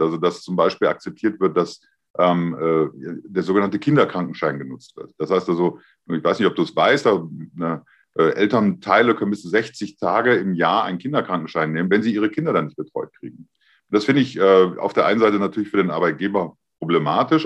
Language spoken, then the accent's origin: German; Germany; ich bin ja ein Deutscher